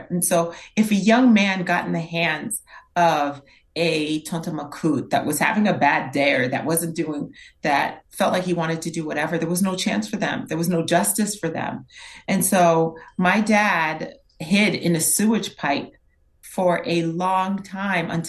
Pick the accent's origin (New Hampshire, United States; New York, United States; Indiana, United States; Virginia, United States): New York, United States; born there; I was born in New York. My brother and my sister were still in Haiti.